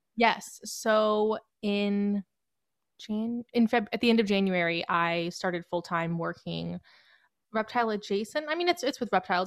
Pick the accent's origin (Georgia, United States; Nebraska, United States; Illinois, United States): Georgia, United States; Marietta; I'm from the Metro Atlanta area, Marietta